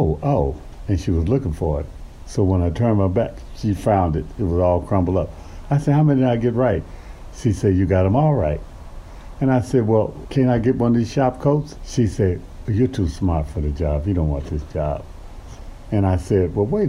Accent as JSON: {"language": "English", "region": "California", "country": "United States", "tie": "born or raised there", "also_born_or_lived": "Texas", "moved": "as an adult", "lives_now": "Kingman, United States", "said": "I grew up just a few years in Texas. Mainly I grew up in California"}